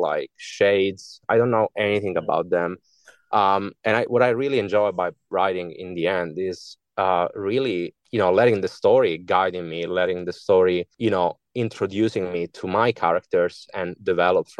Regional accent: Italy; English is a second language; moved away; all my initial works are in Italian because I'm from Italy originally

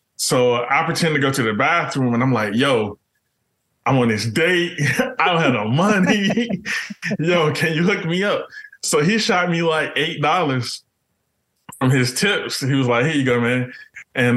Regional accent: Enterprise, Alabama, United States; I'm from Enterprise

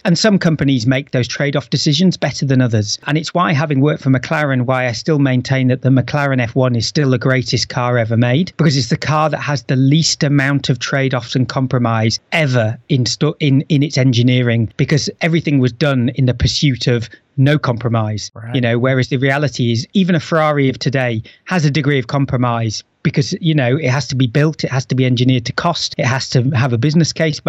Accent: the north of England, United Kingdom; I'm from the north of England

